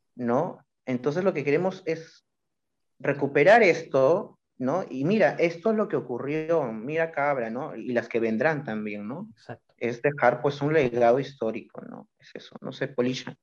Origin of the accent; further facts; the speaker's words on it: Callao, Peru; soy del Callao